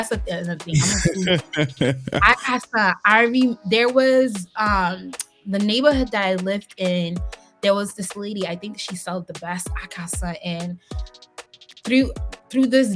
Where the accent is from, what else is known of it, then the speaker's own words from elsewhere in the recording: Haiti; moved away; also born or lived in Boston, United States; my childhood growing up in Haiti